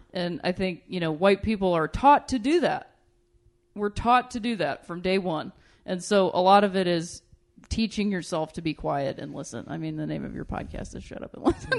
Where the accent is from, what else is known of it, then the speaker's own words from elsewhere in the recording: Ohio, United States; I'm from Ohio